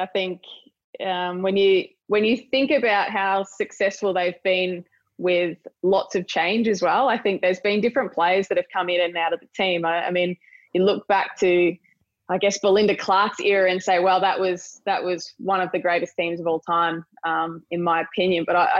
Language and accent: English; Australia; we're Australian